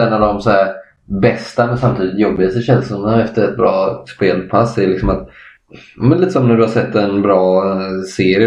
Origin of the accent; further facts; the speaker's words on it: Kalmar County, Sweden; jag och både Adam och Adam, vi, vi kommer från Öland, samma ö